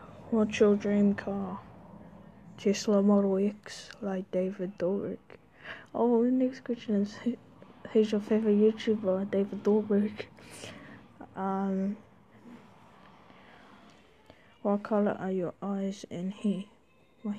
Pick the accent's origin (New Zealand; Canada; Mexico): New Zealand; New Zealand, I'm a Māori, and a Kiwi